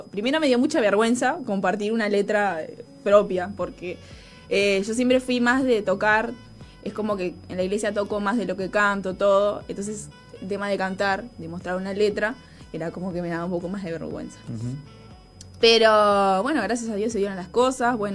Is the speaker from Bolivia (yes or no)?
no; Montevideo, Uruguay; tengo 24, soy de acá de Uruguay, de Montevideo. bueno, soy cristiana, aparte de que mis padres son pastores.